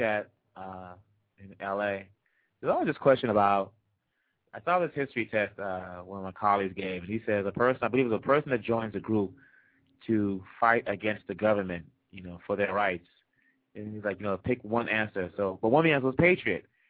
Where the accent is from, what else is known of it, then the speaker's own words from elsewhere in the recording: DR Congo; moved away; we're from Congo.